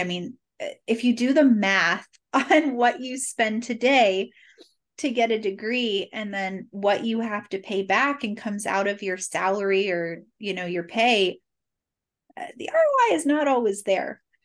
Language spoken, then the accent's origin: English; Cincinnati, Ohio, United States; also born or lived in Boston; I was born and raised in Cincinnati, thirty-eight years